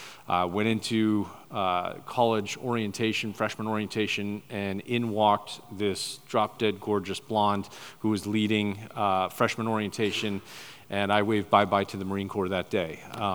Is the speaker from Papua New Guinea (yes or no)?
yes; Papua New Guinea; But I was raised over in New Guinea. My parents were missionaries right up near the Irian and Jaya border. I went to boarding school from first grade to 12th grade, went to a Commonwealth boarding school